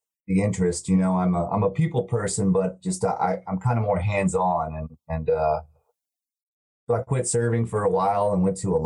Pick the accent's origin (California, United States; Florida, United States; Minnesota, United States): Florida, United States; Tallahassee; moved away as an adult; now in Atlanta, United States; I'm from Tallahassee, Florida. I've been here for 13, 14 years now, and kind of just Atlanta's my new home